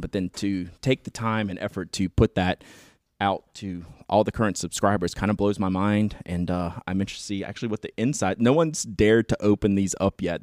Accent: Atlanta, Georgia, United States; This is, like, my home show. It's my hometown

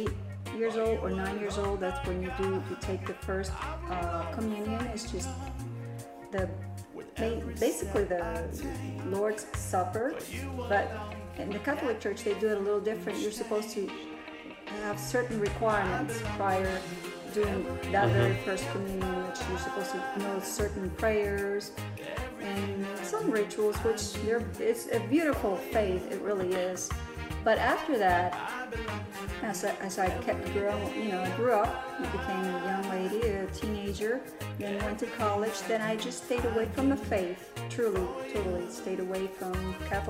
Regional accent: Puerto Rico; I grew up in Puerto Rico

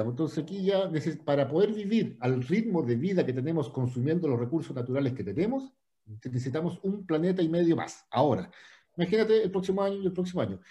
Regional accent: Santiago, Santiago Metropolitan Region, Chile; moved away as an adult; now in Puerto Varas, Chile; Yo vivo acá, Peque, hace 15 años, ya me vine para acá, era de Santiago

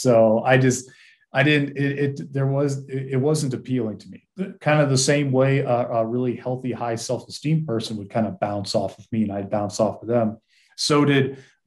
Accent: Massachusetts, United States; I grew up in Massachusetts and in the 80s and 90s.

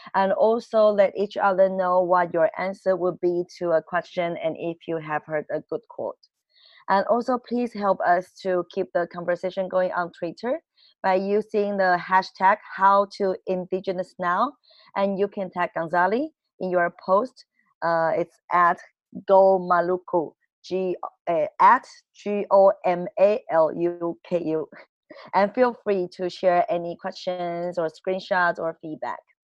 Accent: Taiwan; I'm from Taiwan. I'm from the Binmayan peoples

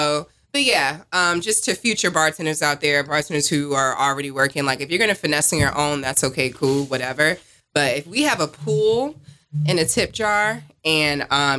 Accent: East Orange, New Jersey, United States; also born or lived in Newark / Elizabeth; I'm from Jersey, but yeah, listen, I was born in Newark, raised in East Orange.

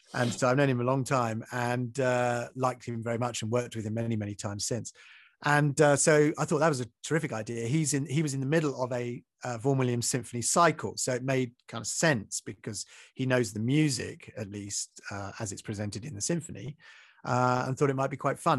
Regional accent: Maidstone, South East England, United Kingdom; in Maidstone, which is where I grew up in Kent

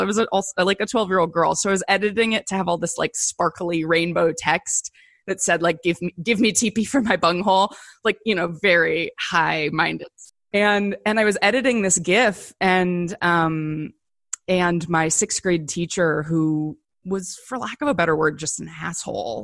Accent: Canton, Ohio, United States; also born or lived in Chicago / New York; now in Los Angeles, United States; my storied life in, in Canton, Ohio is my hometown

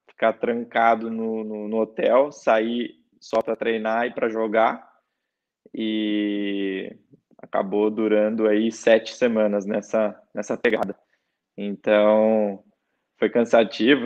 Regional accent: Campinas, São Paulo, Brazil; moved away as an adult; also born or lived in San Juan, Puerto Rico; sou de Campinas, São Paulo.

